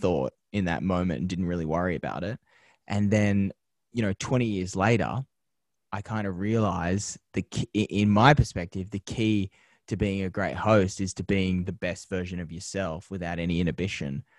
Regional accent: Penrith, New South Wales, Australia; moved away as an adult; now in Los Angeles, United States; growing up in Penrith as a young kid

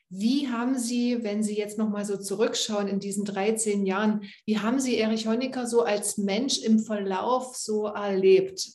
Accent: Halle, Saxony-Anhalt, Germany; in meiner Heimatstadt Halle

